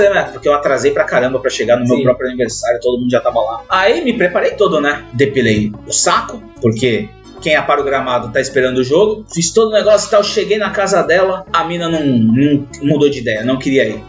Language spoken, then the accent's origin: Portuguese; Santos, São Paulo, Brazil; nós somos de Santos, somos Caiçara